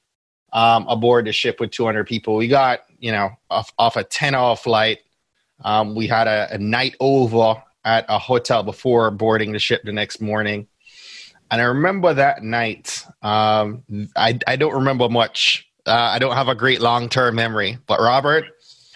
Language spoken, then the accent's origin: English; Jamaica; accent: Jamaican; I'm Jamaican